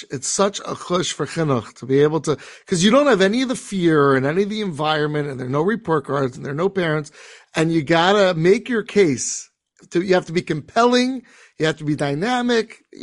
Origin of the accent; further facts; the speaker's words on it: New York City, New York, United States; Grew up in Staten Island, New York.